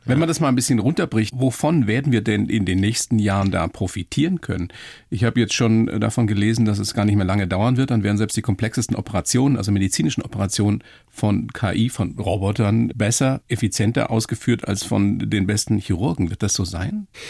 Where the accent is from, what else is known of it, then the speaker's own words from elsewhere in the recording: Regensburg, Bavaria, Germany; So wie in der Oberpfalz, wo ich herkomme. Ja. Regensburg